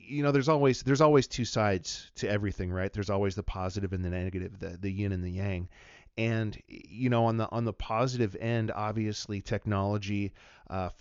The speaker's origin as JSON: {"language": "English", "town": "Wenatchee", "region": "Washington", "country": "United States", "tie": "born or raised there", "moved": "as an adult", "lives_now": "Missoula, United States", "said": "I'm a native of Washington State, born and raised in Wenatchee, Washington, the apple capital of the world."}